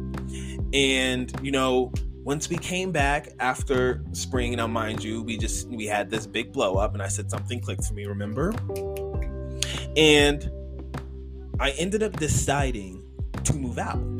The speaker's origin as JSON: {"language": "English", "region": "New York", "country": "United States", "also_born_or_lived": "Campbellsville, Kentucky / Lexington, Kentucky", "moved": "as an adult", "said": "I'm literally from New York"}